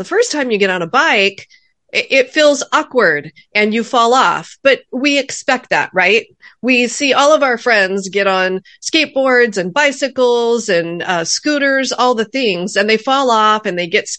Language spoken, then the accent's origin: English; California, United States; Well, I was actually born and raised in Orange County, California.